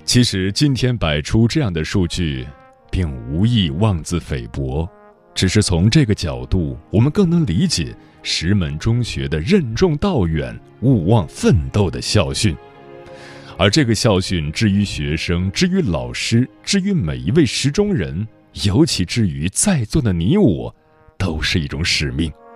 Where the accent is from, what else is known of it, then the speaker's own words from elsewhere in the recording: China; 我们作为中国人